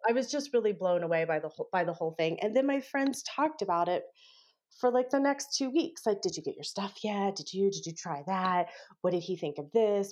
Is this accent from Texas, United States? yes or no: yes; Texas, United States; I grew up in Texas